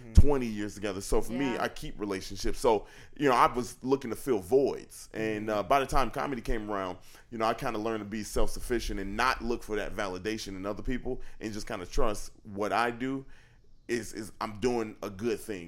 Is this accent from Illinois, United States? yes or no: yes; Chicago, Illinois, United States; I'm from the South Side of Chicago, so I didn't have a lot growing up